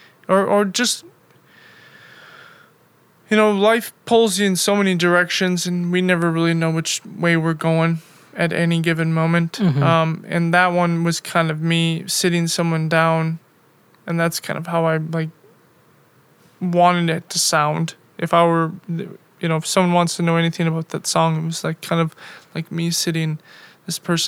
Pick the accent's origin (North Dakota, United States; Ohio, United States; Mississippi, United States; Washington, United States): North Dakota, United States; Bismarck; moved away as an adult; also born or lived in Milwaukee / Chicago / Europe; originally I am from North Dakota.